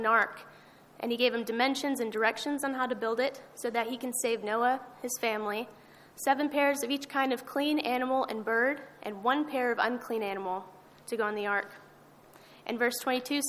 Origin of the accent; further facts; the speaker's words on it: Amarillo, Texas, United States; I'm from Amarillo